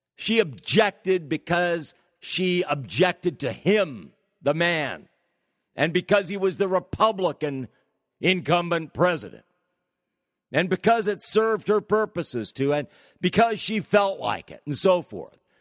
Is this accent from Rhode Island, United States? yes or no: no; California, United States; California, my home state.